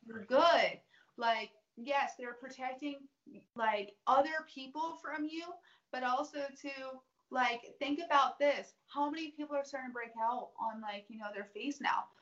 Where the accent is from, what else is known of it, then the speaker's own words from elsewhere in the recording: the South, United States; growing up in the South